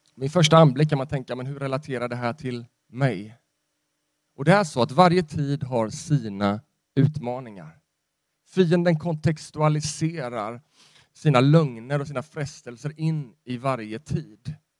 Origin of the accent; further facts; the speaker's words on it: Sweden; jag är en svensk